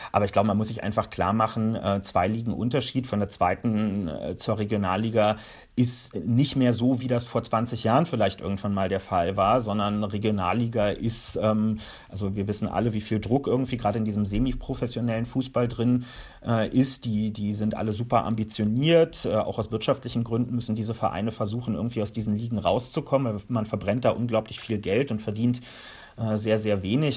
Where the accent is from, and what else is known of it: Berlin, Germany